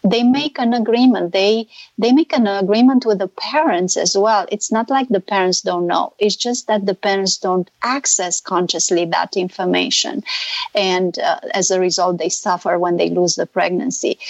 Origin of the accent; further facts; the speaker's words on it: Romania; now in California, United States; I'm not Hungarian. I'm from Romania